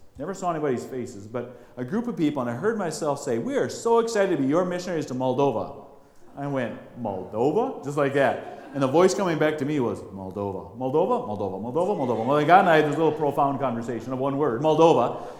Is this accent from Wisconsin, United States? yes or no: yes; Cornell, Wisconsin, United States; also born or lived in Eau Claire, Wisconsin; I was born in Eau Claire, Wisconsin. Grew up in Cornell, not far.